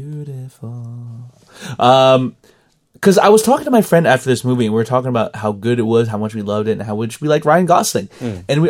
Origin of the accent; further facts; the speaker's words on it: Sweden; Hi, Georgie. I'm from Sweden.